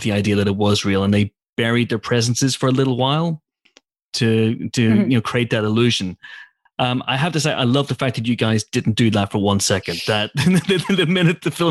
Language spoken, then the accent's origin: English; United Kingdom; We're British